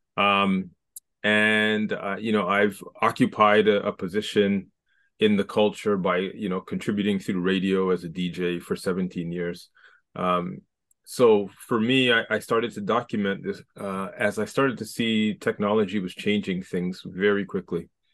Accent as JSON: {"language": "English", "town": "Scarborough", "region": "Ontario", "country": "Canada", "said": "I'm from Scarborough"}